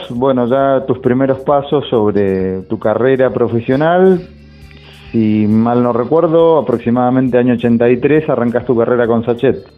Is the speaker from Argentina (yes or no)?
yes; San Rafael, Mendoza, Argentina; Nosotros, yo transcurrió mi adolescencia, infancia, adolescencia en San Rafael, en una ciudad de Mendoza, el sur de Mendoza, tal vez la conozcas.